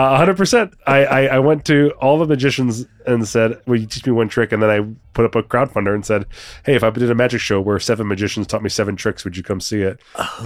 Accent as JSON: {"language": "English", "region": "New Jersey", "country": "United States", "moved": "as an adult", "lives_now": "Las Vegas, United States", "said": "Originally from Jersey, but I've been out in Vegas since 2008."}